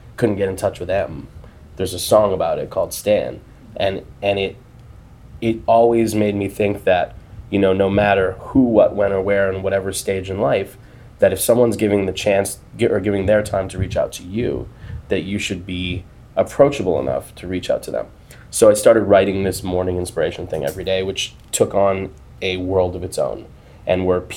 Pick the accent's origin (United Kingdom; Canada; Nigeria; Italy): Canada; I'm Canadian